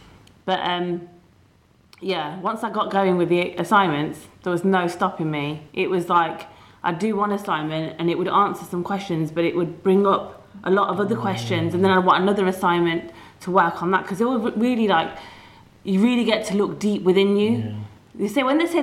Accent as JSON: {"language": "English", "town": "Leicester", "region": "East Midlands", "country": "United Kingdom", "said": "I was away from Leicester"}